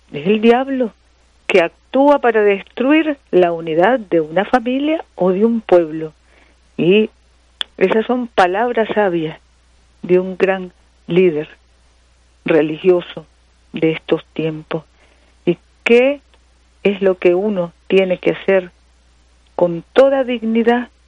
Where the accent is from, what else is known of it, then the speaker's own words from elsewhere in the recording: Nicaragua; a pensar como nicaragüenses, como hijos de esta tierra donde nacimos, y nos toca convivir, hijos de Nicaragua